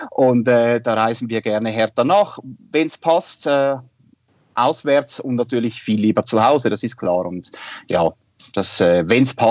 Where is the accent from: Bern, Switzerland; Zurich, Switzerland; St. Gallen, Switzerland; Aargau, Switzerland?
Zurich, Switzerland; Winterthur; aufgewachsen und äh, ja, groß geworden bin ich in Winterthur. Das ist eine Stadt in der Nähe von Zürich. Wie man äh, gut hören kann, ich bin Waschechter Schweizer.